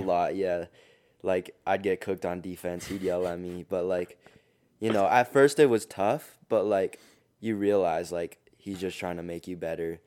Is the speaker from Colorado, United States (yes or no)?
yes; Denver, Colorado, United States; I'm from Denver, Colorado. I go to East High School